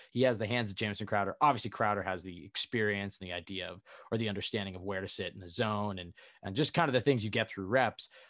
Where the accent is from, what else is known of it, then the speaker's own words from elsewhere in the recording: Oregon, United States; my home state, Oregon.